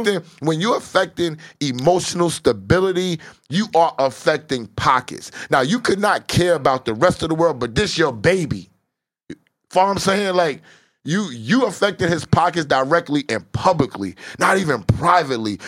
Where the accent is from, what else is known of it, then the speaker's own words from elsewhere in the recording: New York City, New York, United States; It terrorized me growing up in Southside Jamaica, Queens.